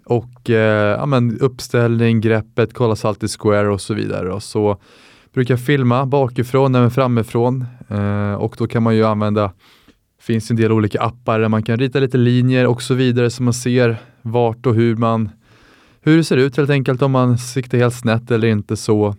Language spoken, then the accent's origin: Swedish; Täby, Stockholm County, Sweden; 24 år gammal från Täby